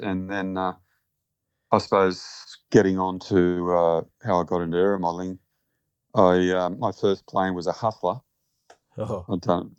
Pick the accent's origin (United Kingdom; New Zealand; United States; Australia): Australia; Bankstown, New South Wales; I grew up in Bankstown, in the flight path of Bankstown Airport